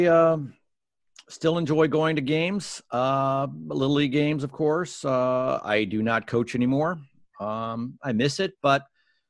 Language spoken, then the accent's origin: English; Bethesda, Maryland, United States; also born or lived in Washington, D.C.; grew up in Bethesda in a court